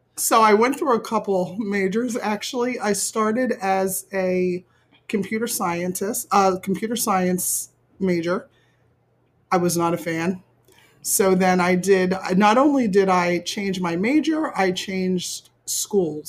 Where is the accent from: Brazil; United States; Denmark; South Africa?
United States; Willingboro, New Jersey; I grew up in Willingboro, New Jersey, which is Burlington County